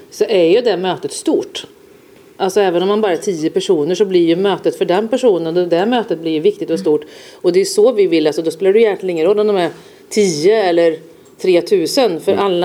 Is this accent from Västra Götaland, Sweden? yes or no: yes; Västergötland, Västra Götaland, Sweden; moved away; Jag är västgöte själv